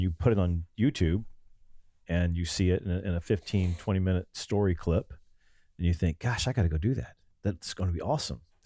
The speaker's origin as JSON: {"language": "English", "region": "Ohio", "country": "United States", "moved": "yes", "lives_now": "Texas, United States", "said": "We came out of the Midwest. I'm from Ohio."}